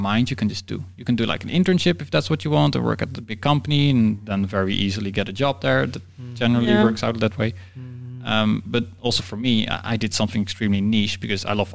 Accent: Netherlands; I come from the Netherlands

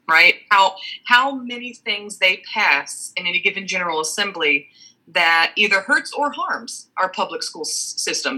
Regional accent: Cincinnati, Ohio, United States; I am from the southwestern tip of Ohio um, in the Cincinnati area

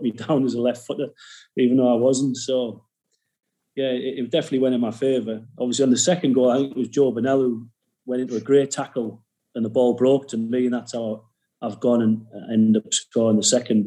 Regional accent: Middlesbrough, North East England, United Kingdom; moved away; I was from Middlesbrough, I wasn't a Bristolian

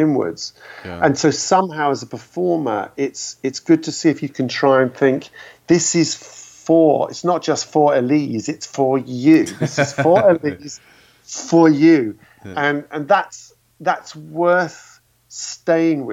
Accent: London, United Kingdom; as a Londoner

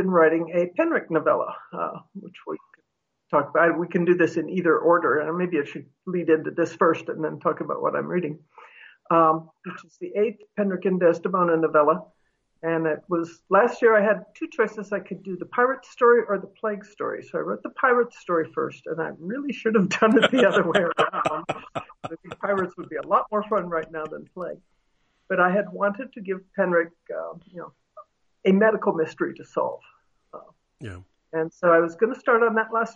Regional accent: United States; being an American, earn enough money to pay for health insurance

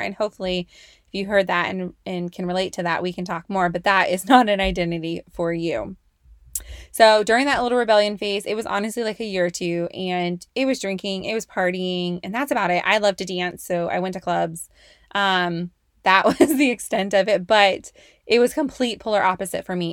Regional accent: Oakley, California, United States; moved away as an adult; also born or lived in Antioch, California; I grew up in the Bay Area, Bay Area. Um, specifically in Antioch and Oakley, California

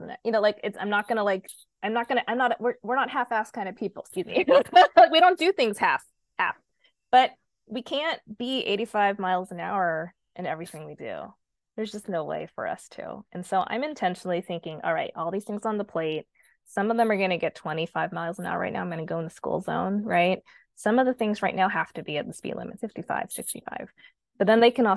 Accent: Oregon, United States; I grew up in Oregon

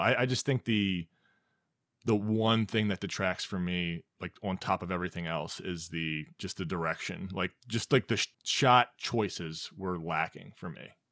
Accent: United States; being an American

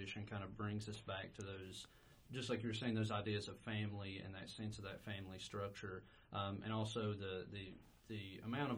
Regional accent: North Carolina, United States; growing up in Appalachia and what it means to be in Appalachia

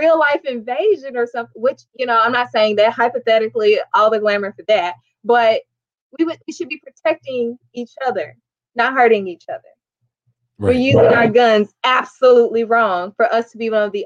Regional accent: Illinois, United States; American and from Illinois

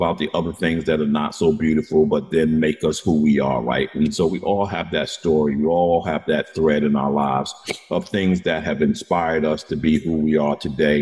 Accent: New York, United States; I'm a New Yorker

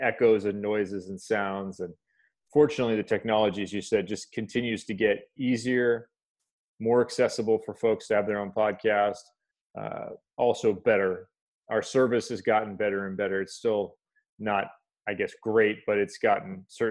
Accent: Illinois, United States; moved away; I'm originally from Illinois

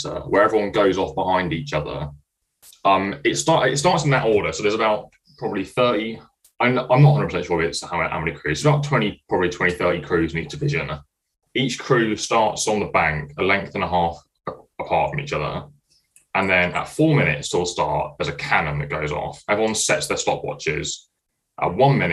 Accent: Cambridge, East of England, United Kingdom; moved away as an adult; now in Leeds, United Kingdom; I'm from Cambridge. I'm studying mechanical engineering at Leeds.

